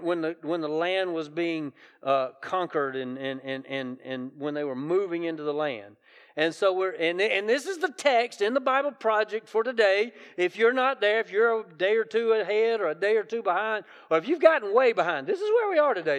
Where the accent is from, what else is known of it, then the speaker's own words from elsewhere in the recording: South Carolina, United States; accent: Southern; I grew up in South Carolina, so it's good Southern dialect